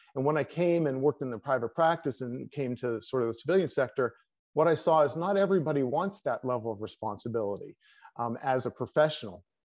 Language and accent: English; Pennsylvania, United States; moved away as an adult; also born or lived in West Point, New York / Colorado Springs, Colorado; I came back to my home state of Pennsylvania